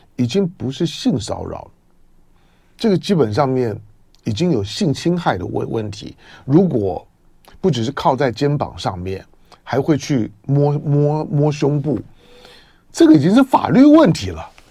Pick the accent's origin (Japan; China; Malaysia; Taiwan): Taiwan; 我从小在闽南人社社群里面长大，我最小的时候呢，是一个闽南跟平平主族混居的社群